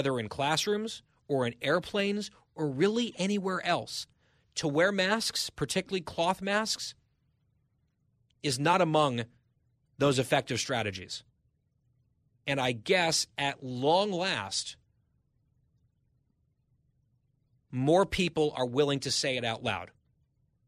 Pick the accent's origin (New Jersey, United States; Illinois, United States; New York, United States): New Jersey, United States; Ridgewood; born or raised there